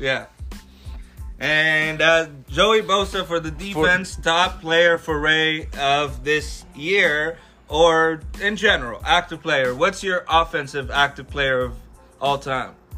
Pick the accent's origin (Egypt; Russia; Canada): Egypt; Alexandria, Alexandria Governorate; now in Los Angeles, United States; born and raised in Egypt, in the heart of Alexandria City